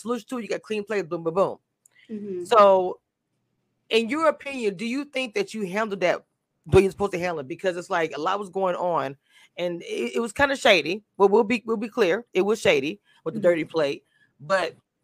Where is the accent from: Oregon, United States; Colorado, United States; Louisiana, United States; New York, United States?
Louisiana, United States; that whole street reminded me of my hometown. I'm from a small town in Louisiana